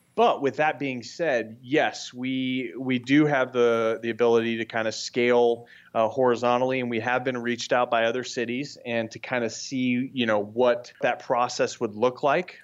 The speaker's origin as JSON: {"language": "English", "town": "Brentwood", "region": "California", "country": "United States", "tie": "born or raised there", "moved": "yes", "lives_now": "Scottsdale, United States", "said": "I grew up in Brentwood, California, which is, uh, the, the Northern California"}